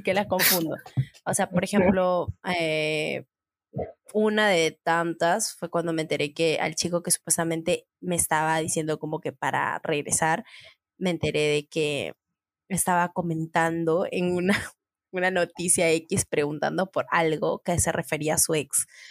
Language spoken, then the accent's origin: Spanish; San Martín de Porres, Lima, Peru; also born or lived in San Juan de Miraflores, Lima; yo he vivido toda mi infancia en San Martín de Porres, a San Juan de Miraflores